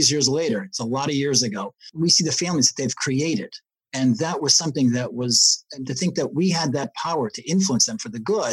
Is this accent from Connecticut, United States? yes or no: yes; West Hartford, Connecticut, United States; first language Yiddish; English is a second language; I grew up in West Hartford, Connecticut